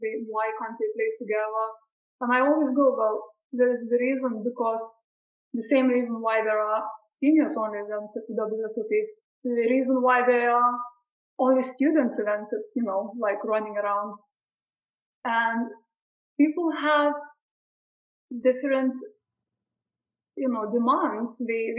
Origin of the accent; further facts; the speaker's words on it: Brighton, South East England, United Kingdom; once when I played in Brighton, back to my hometown where I was studying, we had a live event there